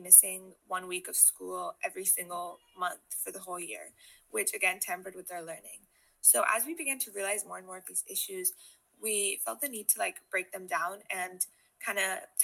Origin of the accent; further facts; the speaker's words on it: India; growing up in India